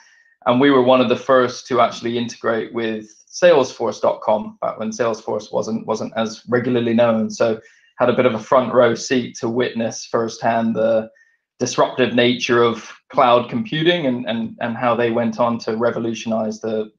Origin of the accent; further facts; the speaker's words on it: Vancouver, British Columbia, Canada; now in United Kingdom; So I grew up in Vancouver in Canada and came over to the UK in 1996. Both my parents are English.